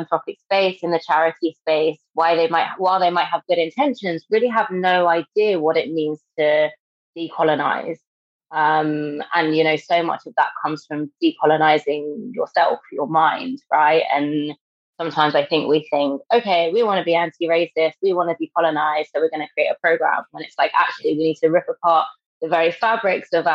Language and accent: English; London, United Kingdom; moved away as an adult; now in Manchester, United Kingdom; I'm from Britain. I grew up in London and I've recently moved to Manchester